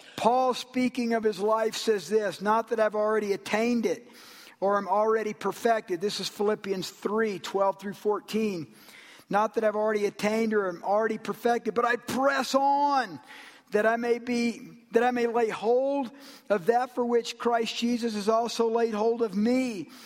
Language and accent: English; Georgia, United States; I'm from Georgia.